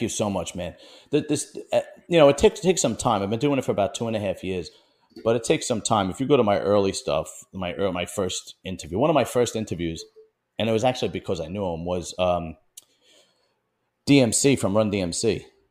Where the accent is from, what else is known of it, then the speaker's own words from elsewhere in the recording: New York City, New York, United States; I'm from Bensonhurst, Brooklyn, and that was, was at one point an all Italian neighborhood